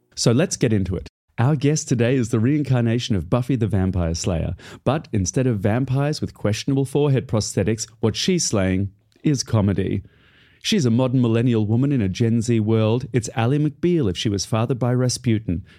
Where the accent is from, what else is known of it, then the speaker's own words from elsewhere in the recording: Australia; moved away as an adult; now in United Kingdom; I am in Australia, my hometown